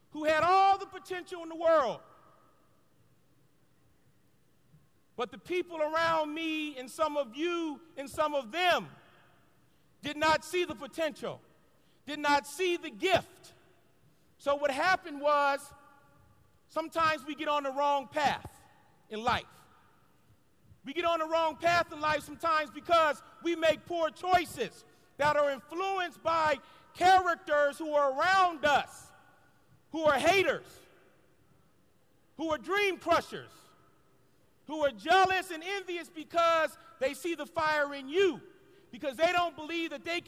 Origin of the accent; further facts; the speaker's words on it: Los Angeles, California, United States; a little black boy growing up in South Central Los Angeles